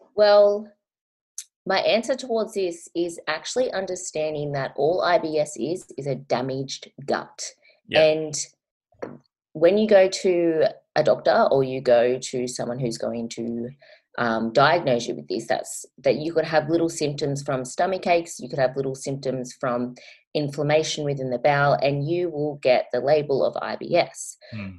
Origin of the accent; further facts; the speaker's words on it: Australia; I am an Australian YouTuber.